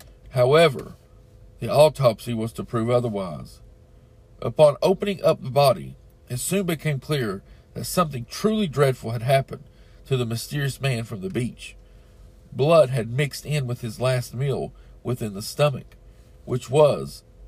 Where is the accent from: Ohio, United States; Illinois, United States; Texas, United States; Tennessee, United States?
Tennessee, United States; East; I'm from East Tennessee.